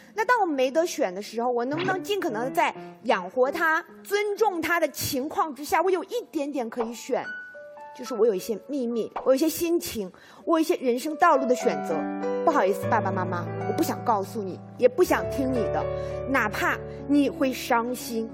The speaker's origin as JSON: {"language": "Chinese", "country": "China", "said": "过去我们中国人讲啊，身体发肤受之父母"}